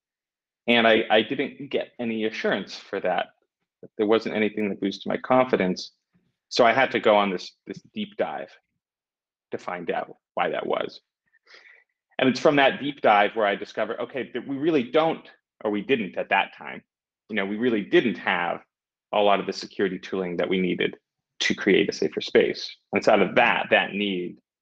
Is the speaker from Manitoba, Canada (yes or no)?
no; Vancouver, British Columbia, Canada; now in Portugal; I'm from Canada. I'm from Vancouver